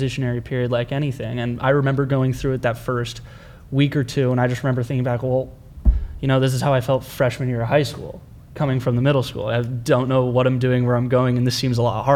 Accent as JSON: {"language": "English", "region": "California", "country": "United States", "tie": "born or raised there", "moved": "as an adult", "lives_now": "Austin, United States"}